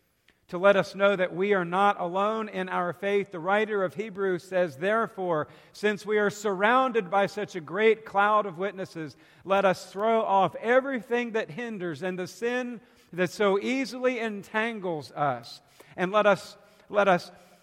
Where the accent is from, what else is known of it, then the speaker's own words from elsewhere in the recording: South Carolina, United States; I'm from South Carolina, so we pull for the Gamecocks.